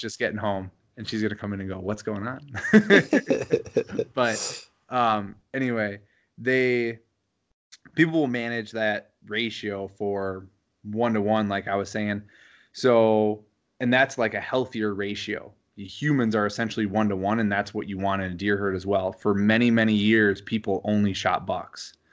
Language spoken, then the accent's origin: English; Wisconsin, United States; growing up in Wisconsin